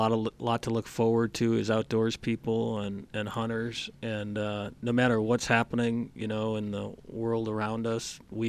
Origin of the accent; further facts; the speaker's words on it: Midwest, United States; moved away; You know, and Crane and I grew up in the Midwest originally, and so we came out here